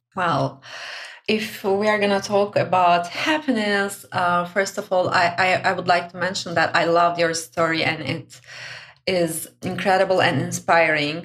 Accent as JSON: {"language": "English", "country": "Turkey", "moved": "yes", "lives_now": "Brussels, Belgium", "said": "I'm originally from Turkey."}